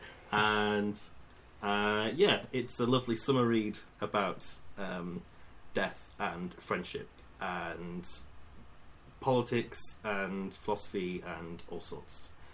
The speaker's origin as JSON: {"language": "English", "town": "Hull", "region": "Yorkshire and the Humber", "country": "United Kingdom", "tie": "born or raised there", "moved": "yes", "said": "I'm from Hull originally, and never felt like I quite fit in there with the general culture"}